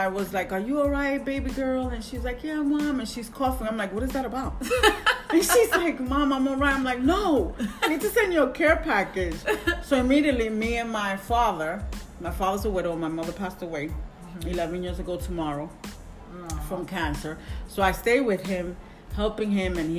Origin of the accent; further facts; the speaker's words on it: New York City, New York, United States; I'm from Queens, New York